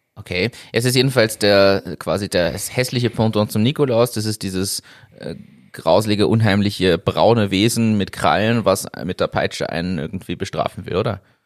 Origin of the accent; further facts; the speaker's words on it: Northern Germany, Germany; als Deutscher nicht mit viel anfangen. Ja, als Norddeutscher.